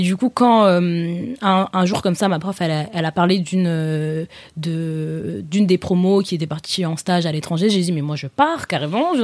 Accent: Paris, Île-de-France, France; j'ai grandi à Paris dans le 12e et dans le 15e aussi

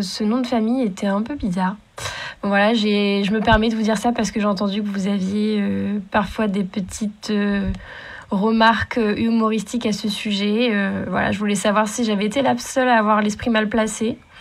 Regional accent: Normandy, France; je suis normande aussi

